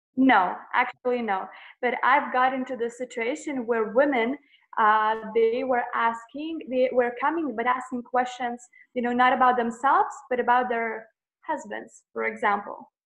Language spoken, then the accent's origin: English; Lithuania; I'm from Lithuania, a little country